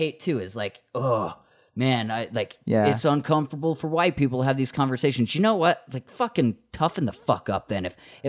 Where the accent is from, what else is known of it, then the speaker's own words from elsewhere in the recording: Morgan, Utah, United States; I grew up in in Morgan, Utah, like the smallest like white town ever.